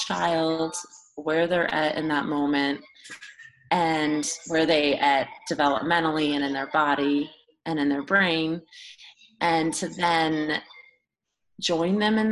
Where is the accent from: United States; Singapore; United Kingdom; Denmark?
United States; Burbank, California; also born or lived in Los Angeles, California; I live in Los Angeles, and I grew up in Burbank, California